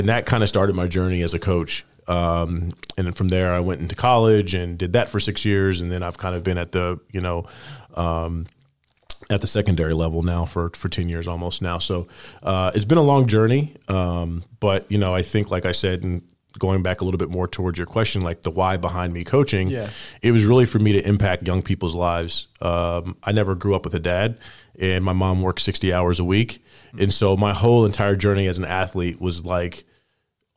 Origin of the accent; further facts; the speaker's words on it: Indiana, United States; moved away; growing up in Indiana, basketball was king